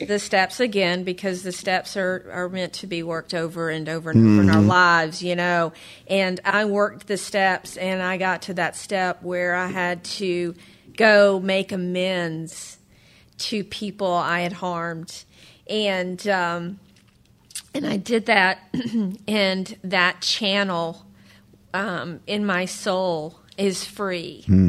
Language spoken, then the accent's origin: English; New Jersey, United States; I'm from Jersey.